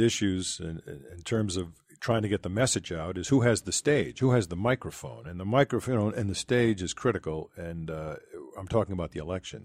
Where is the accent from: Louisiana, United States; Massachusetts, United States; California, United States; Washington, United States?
Massachusetts, United States; Boston; in Boston, Massachusetts, and, of course, that's my hometown